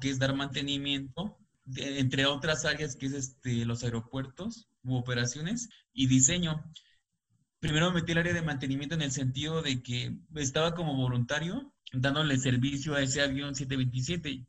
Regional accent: Xalapa, Veracruz, Mexico; moved away as an adult; now in Mexico City, Mexico; Yo soy de Jalapa, Veracruz

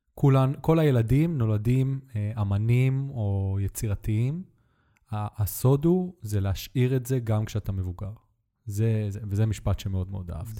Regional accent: Netanya, Central District, Israel; moved away; גדלתי בנתניה

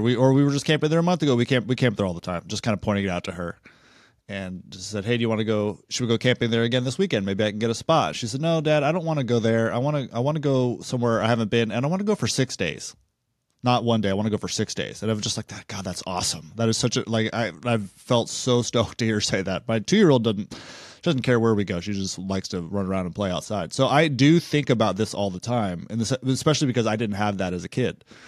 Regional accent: Big Sur, California, United States; I grew up just outside Big

